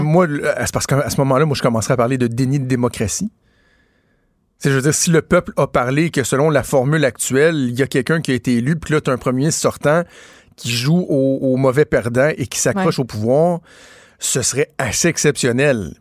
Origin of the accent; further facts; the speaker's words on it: Quebec City, Quebec, Canada; je viens de Québec